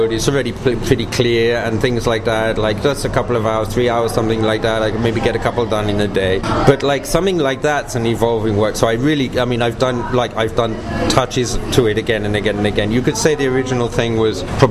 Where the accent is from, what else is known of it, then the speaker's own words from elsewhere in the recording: England, United Kingdom; moved away as an adult; also born or lived in Sinai, Egypt; I was born and raised in England